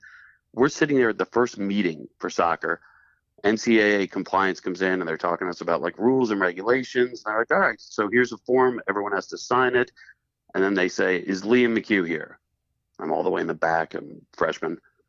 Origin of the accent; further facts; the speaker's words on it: Long Island, New York, United States; moved away as an adult; also born or lived in Buffalo; I'm from Long Island.